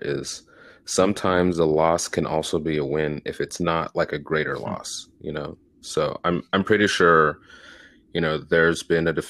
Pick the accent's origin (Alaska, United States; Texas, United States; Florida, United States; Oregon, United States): Texas, United States; Houston; born and raised in Houston